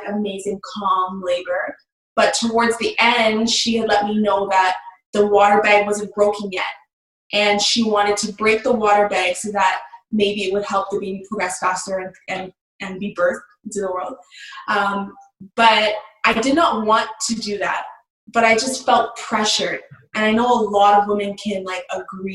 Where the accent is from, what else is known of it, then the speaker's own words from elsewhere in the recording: Toronto, Ontario, Canada; I'm from Canada, Ontario